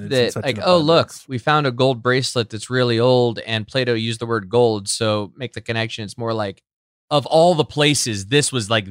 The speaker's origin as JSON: {"language": "English", "region": "Illinois", "country": "United States", "tie": "born or raised there", "said": "Adam, Brent and I grew up in Central Illinois"}